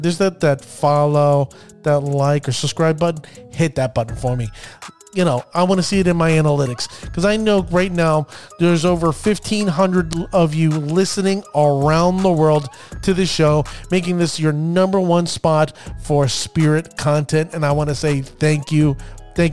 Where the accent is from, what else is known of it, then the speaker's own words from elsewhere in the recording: Orlando, Florida, United States; now in New Jersey, United States; As a Florida native, a person that was born and raised in Florida, Orlando to be specific